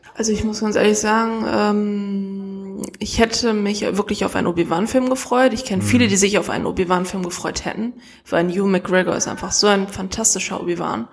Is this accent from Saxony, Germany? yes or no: no; Essen, North Rhine-Westphalia, Germany; ich komme aus Essen